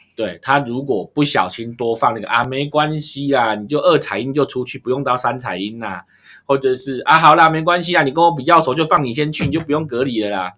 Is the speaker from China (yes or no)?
no; Taiwan; 我们台湾人出去很自动地就会戴口罩